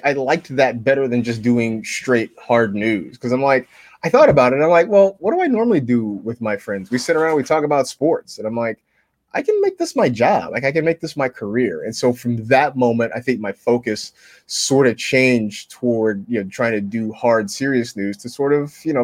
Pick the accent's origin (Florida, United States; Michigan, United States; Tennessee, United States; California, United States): California, United States; Vallejo; born or raised there